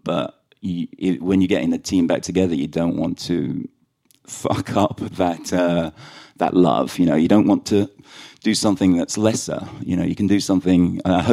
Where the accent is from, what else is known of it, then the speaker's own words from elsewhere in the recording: London, United Kingdom; accent: London Irish; also born or lived in Sligo, Ireland; we grew up in London